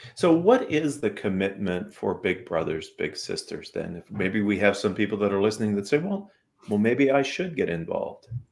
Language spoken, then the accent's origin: English; Western Pennsylvania, United States; moved away; When I was in high school, I come from Western Pennsylvania, blue collar family. My dad was a steel worker.